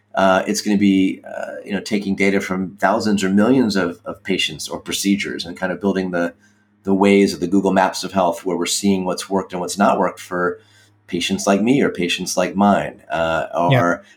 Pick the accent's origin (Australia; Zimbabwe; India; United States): United States; Washington, District of Columbia; moved away as an adult; also born or lived in Providence, Rhode Island / Stanford, California; I grew up in the Washington, D.C. area